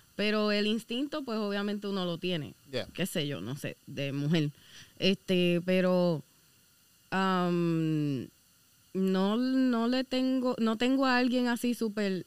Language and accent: Spanish; Caguas, Puerto Rico; also born or lived in Aguadilla / Guánica / Lares; Yo no soy de Guanica soy de Caguas